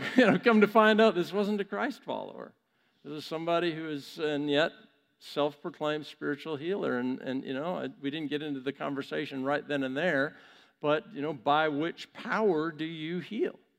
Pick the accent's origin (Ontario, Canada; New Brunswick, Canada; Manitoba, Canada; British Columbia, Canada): British Columbia, Canada; Vancouver; my hometown of Vancouver, Canada